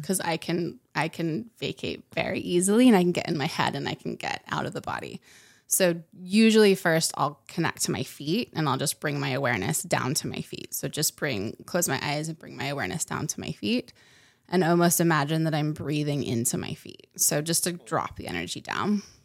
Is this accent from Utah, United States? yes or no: yes; Utah, United States; I grew up in Utah, so I grew up in the mountains